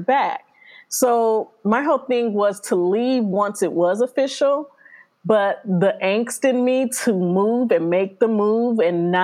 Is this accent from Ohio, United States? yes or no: yes; Cleveland, Ohio, United States; moved away as an adult; also born or lived in Chicago, Illinois / Columbus, Ohio / Athens, Ohio; now in California, United States; I was born in Chicago. My family moved to Cleveland, Ohio.